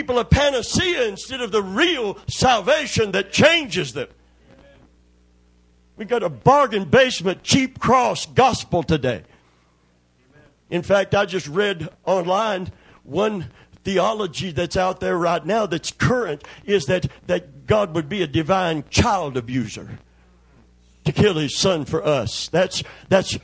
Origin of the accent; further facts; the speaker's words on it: Kentucky, United States; I'm from Kentucky